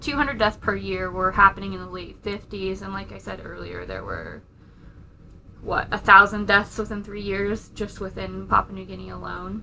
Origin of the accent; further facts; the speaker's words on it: United Kingdom; being British